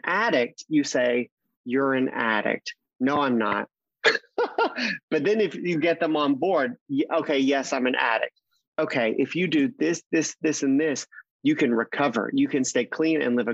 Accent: Mississippi, United States; moved away as an adult; also born or lived in New York City; now in Los Angeles, United States; I grew up in Mississippi

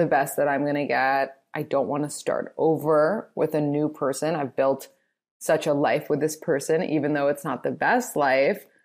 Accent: New York City, New York, United States; I'm from New York

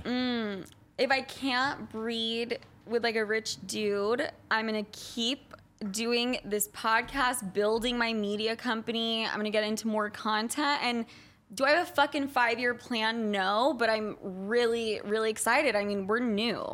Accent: Utah, United States; Growing up in Utah

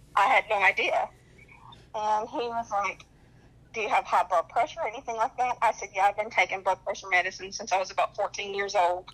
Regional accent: North Carolina, United States; accent: twang; now in Sacramento, United States; I'm from North Carolina, that's why I talk with a little twang

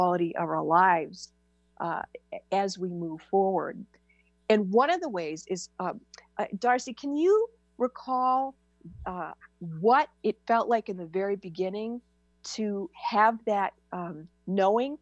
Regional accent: New Hampshire, United States; I was born and raised in New Hampshire

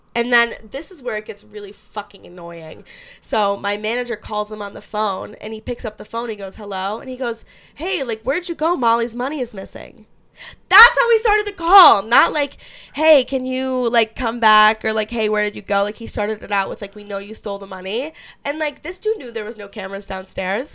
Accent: Syracuse, New York, United States; I'm from Syracuse

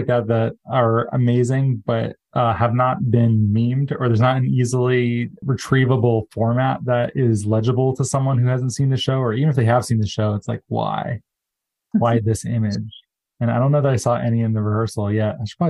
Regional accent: Arizona, United States; I'm from Arizona

